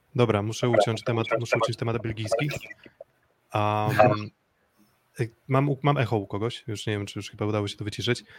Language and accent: Polish; Olsztyn, Warmian-Masurian Voivodeship, Poland; ja jestem z Olsztyna